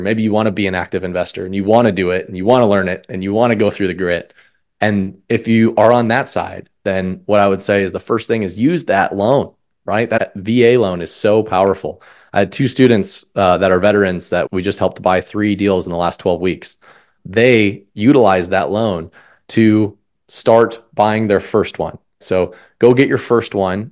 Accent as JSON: {"language": "English", "region": "Colorado", "country": "United States", "tie": "born or raised there", "also_born_or_lived": "Omaha, Nebraska", "moved": "as an adult", "said": "I grew up in Colorado"}